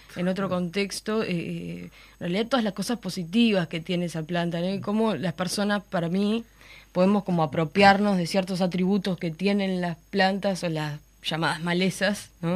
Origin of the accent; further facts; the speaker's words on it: Florida, Uruguay; soy de Florida y tengo como un vínculo súper fuerte y anclado en el territorio, ¿no? En el lugar de donde yo vengo